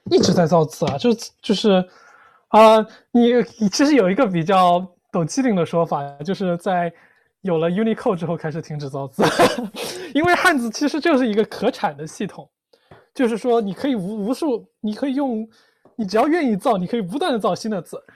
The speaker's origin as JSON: {"language": "Chinese", "region": "Hunan", "country": "China", "moved": "yes", "said": "我作为一个湖南人"}